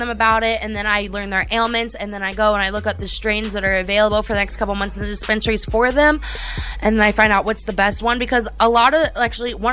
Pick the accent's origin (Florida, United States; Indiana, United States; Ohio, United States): Florida, United States; Sarasota; I grew up in Sarasota.